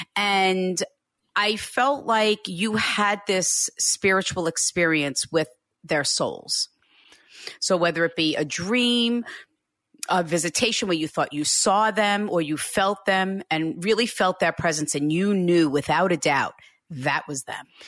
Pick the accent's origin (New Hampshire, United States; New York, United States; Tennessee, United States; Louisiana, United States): New York, United States; Hicksville; I live right next door to where I grew up.